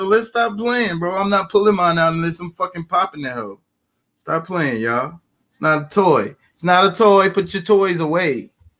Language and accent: English; United States; I feel like I'm an American. I'm native. I'm from here.